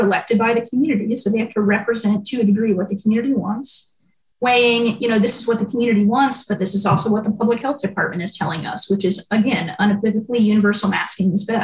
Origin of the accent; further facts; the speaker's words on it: Western Kentucky, United States; moved away as an adult; also born or lived in Maine; now in Lexington, United States; I grew up in Western Kentucky, which is different from Eastern Kentucky